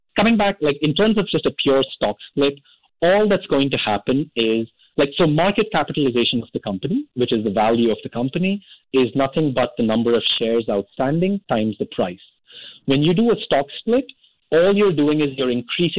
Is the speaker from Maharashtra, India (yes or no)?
no; Delhi, India; my hometown in Delhi